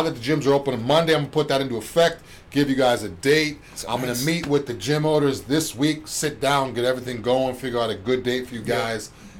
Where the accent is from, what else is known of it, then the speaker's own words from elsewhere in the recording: New England, United States; now in Florida, United States; me being from New England